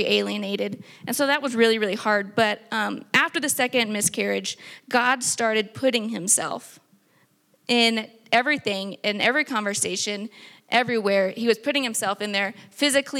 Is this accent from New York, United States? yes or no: no; Texas, United States; now in New Mexico, United States